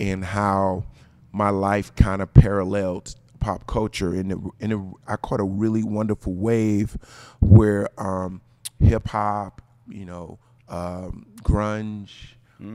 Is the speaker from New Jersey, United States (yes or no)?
yes; New Jersey, United States; I'm from New Jersey.